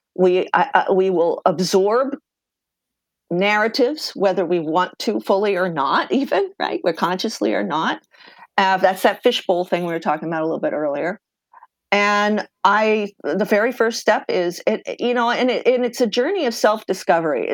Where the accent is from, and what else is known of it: eastern Pennsylvania, United States; born or raised there